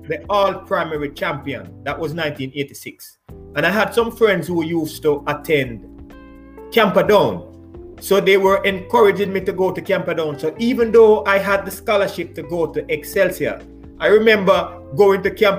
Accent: Kingston, Jamaica; also born or lived in Seaview Gardens; growing up in Almanton, I was always running.

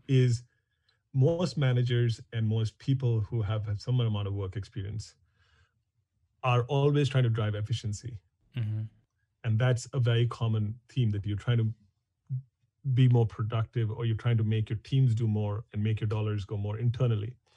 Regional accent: New Delhi, Delhi, India; moved away as an adult; now in San Francisco, United States; I grew up in India, in New Delhi.

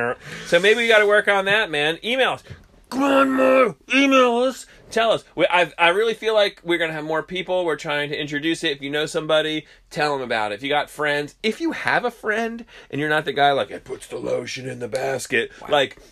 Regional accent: New Jersey, United States; we're from New Jersey

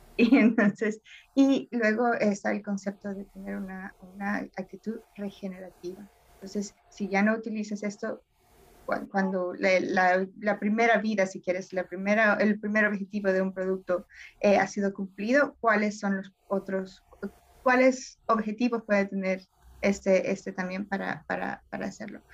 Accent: El Salvador; moved away; crecí en El Salvador

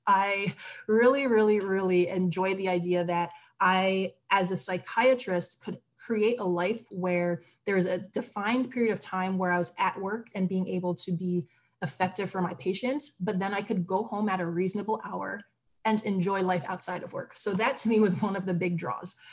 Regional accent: Barbados; also born or lived in United States / Trinidad and Tobago (roots); now in Philadelphia, United States; I'm originally from the Caribbean. I was born in Barbados and I also have Trinidadian and Tobagonian roots. Um, and I share that just because for me, the Caribbean is home, even though I've lived in the US for the majority of my life.

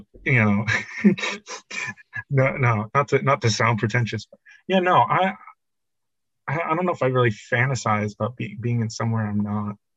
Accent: New Jersey, United States; I'm from Jersey

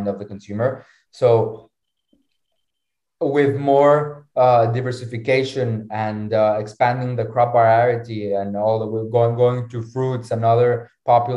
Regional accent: Mexico; now in Lisbon, Portugal; I'm originally from Mexico, right? Our farm is in Lisbon

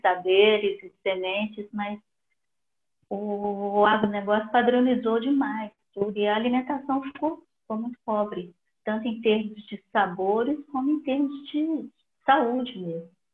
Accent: Belo Horizonte, Minas Gerais, Brazil; em Minas, né, eu sou de Belo Horizonte

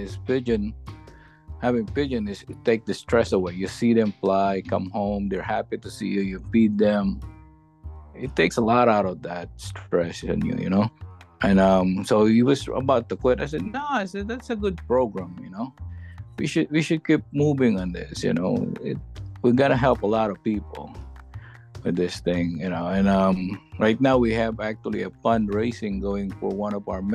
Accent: Philippines; moved away as an adult; now in Connecticut, United States; I was born in the Philippines. I came here in the U.S.

